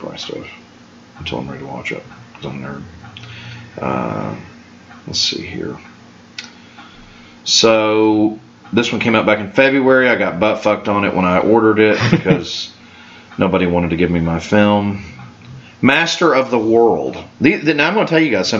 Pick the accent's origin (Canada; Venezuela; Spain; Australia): Canada; I'm Canadian. I also live in North America